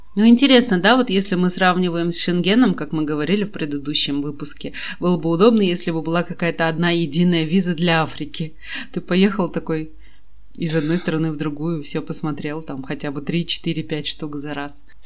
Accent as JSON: {"language": "Russian", "country": "Kazakhstan", "said": "я из Казахстана, и мне не нужна виза совсем"}